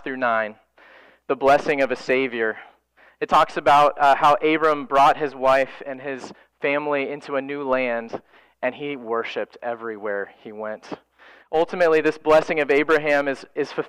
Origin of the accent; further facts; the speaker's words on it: Florida, United States; For my wife and I, we grew up in Florida